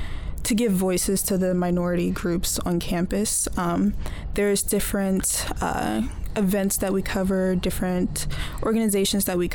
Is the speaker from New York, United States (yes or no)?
no; Spotsylvania, Virginia, United States; also born or lived in Japan; where I grew up in Spotsylvania, it was up north, but it did have a lot of history to it.